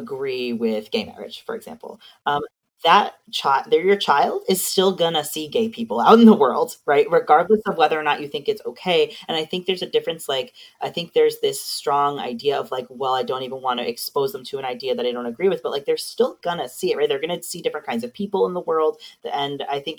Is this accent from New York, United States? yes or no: yes; Long Island, New York, United States; now in Canada; I lived in New York City for many years, too. I'm from Long Island